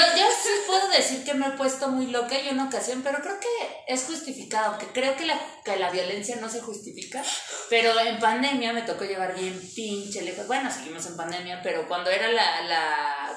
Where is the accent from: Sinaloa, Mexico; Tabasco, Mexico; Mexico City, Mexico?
Mexico City, Mexico; yo soy de Iztapalapa por con mi lenguaje florido